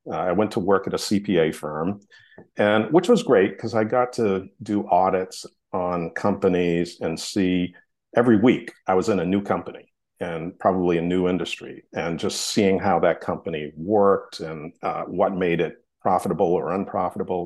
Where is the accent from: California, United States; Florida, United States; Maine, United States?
Maine, United States; Hollis; I grew up in Hollis, Maine, which is a tiny little town in Maine